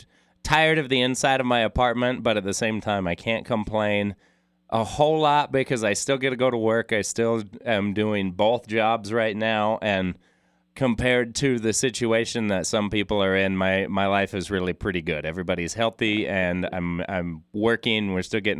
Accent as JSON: {"language": "English", "town": "Logan", "region": "Utah", "country": "United States", "tie": "born or raised there", "said": "growing up in Logan"}